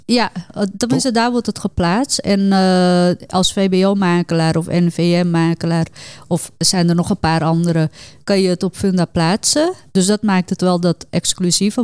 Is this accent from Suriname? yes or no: yes; Suriname; ik ben Hindoestaans, kom uit Suriname